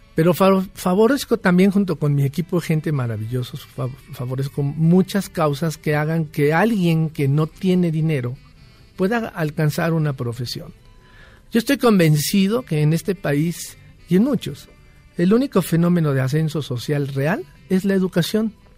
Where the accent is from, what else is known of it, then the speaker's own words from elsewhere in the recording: Mexico; como buenos mexicanos